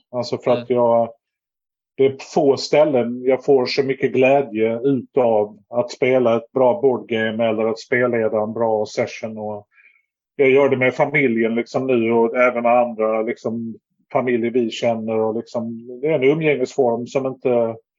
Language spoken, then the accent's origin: Swedish; Lund, Skåne, Sweden; also born or lived in Stockholm / Malmö; jag är från Lund och har väl bott i Lund.